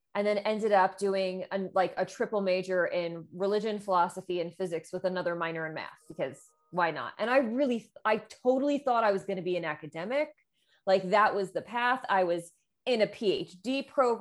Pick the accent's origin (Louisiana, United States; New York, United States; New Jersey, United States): New Jersey, United States; I grew up in New Jersey